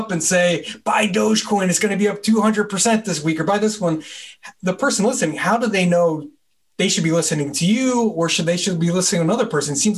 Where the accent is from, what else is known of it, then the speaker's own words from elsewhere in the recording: New Jersey, United States; so I'm from New Jersey. So it's like, wow, you moved 3,000 miles away.